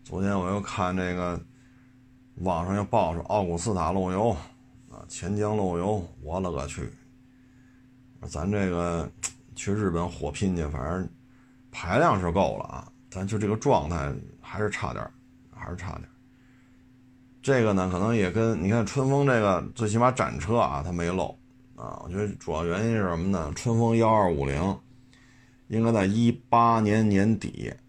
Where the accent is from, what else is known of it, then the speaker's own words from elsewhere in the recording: China; 作为一个中国人